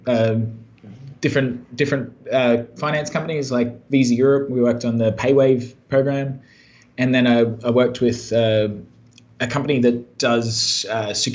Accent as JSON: {"language": "English", "area": "countryside near Brisbane", "region": "Queensland", "country": "Australia", "tie": "born or raised there", "said": "I'm from Brisbane, Australia. Well, originally from out in the countryside near there. So I grew up on a farm and was a country boy in rural Australia"}